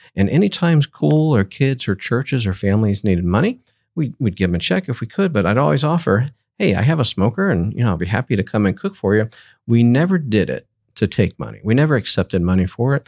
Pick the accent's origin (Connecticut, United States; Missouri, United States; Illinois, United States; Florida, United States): Florida, United States; Jacksonville; also born or lived in Tallahassee, Florida; Grew up in Jacksonville, Florida. One of my family, third generation from that area.